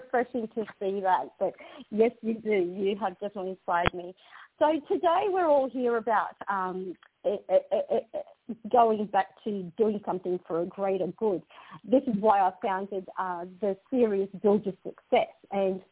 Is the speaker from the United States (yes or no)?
no; North Macedonia; now in Australia; I originate and I was born in the Republic of Macedonia